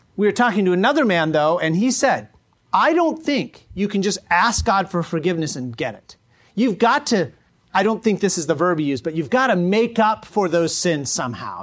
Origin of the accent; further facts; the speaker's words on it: United States; as American Christians